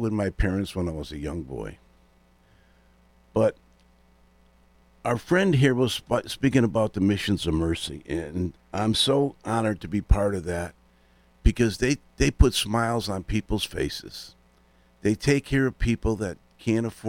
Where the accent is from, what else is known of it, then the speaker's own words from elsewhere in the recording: West Hartford, Connecticut, United States; Growing up in Elmwood in West Hartford, I had three brothers, a sister